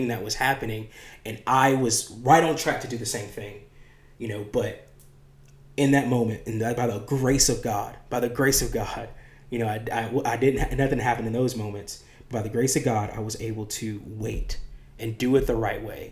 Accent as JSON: {"language": "English", "country": "United States", "tie": "born or raised there", "said": "the apples that I grew up eating in America"}